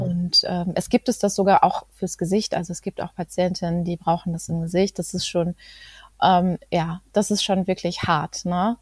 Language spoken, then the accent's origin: German; Greven, North Rhine-Westphalia, Germany; ich komme aus Greven